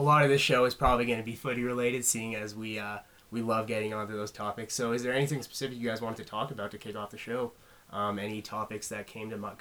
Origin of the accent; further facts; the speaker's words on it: Halifax, Nova Scotia, Canada; growing up in Halifax